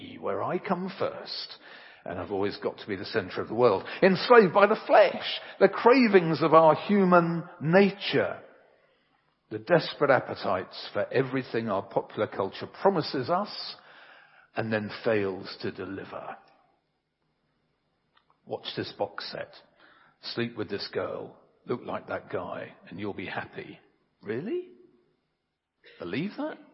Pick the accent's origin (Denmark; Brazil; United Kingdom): United Kingdom; England; I'm English. Very, very English